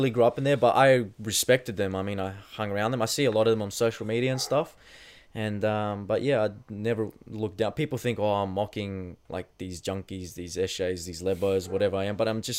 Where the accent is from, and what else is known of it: New South Wales, Australia; born or raised there